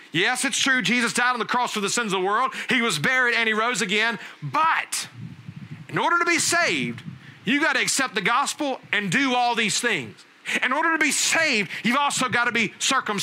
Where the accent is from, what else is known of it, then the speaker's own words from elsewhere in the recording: Alabama, United States; growing up in Alabama, we had some sheep